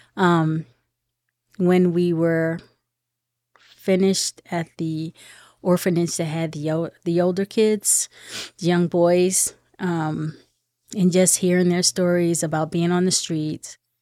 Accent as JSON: {"language": "English", "town": "Philadelphia", "region": "Pennsylvania", "country": "United States", "said": "I am actually from Philadelphia."}